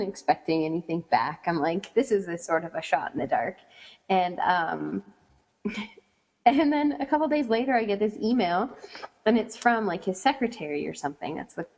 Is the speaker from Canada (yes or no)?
yes; Canada